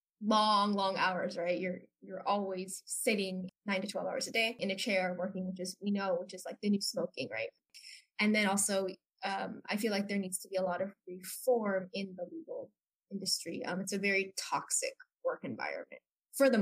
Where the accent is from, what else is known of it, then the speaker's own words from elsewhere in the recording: San Francisco Bay Area, California, United States; moved away as an adult; now in Taiwan; I am half Taiwanese American, born and raised in California, San Francisco Bay Area